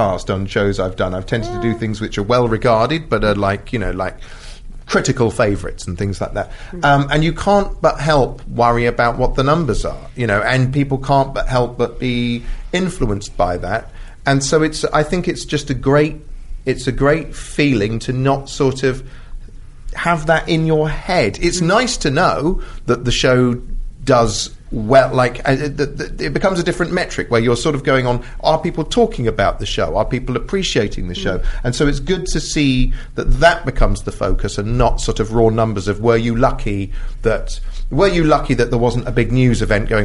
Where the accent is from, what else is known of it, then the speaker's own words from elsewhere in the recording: United Kingdom; Being British